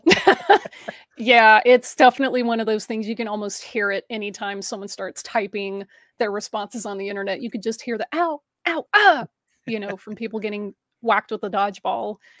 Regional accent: Alabama, United States; I grew up in the Deep South in Alabama

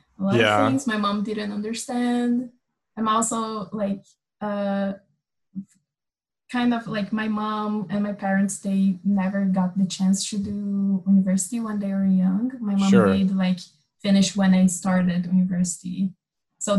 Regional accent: Amazon, Brazil; since I was like really young, I grew up like in the Amazon

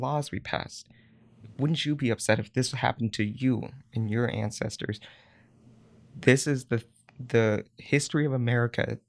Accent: California, United States; now in San Francisco, United States; as a Chinese American, uh, growing up in California, born and raised

